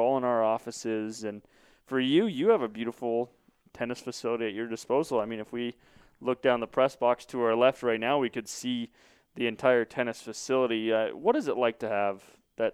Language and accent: English; Glendale, Arizona, United States; I grew up in East Glendale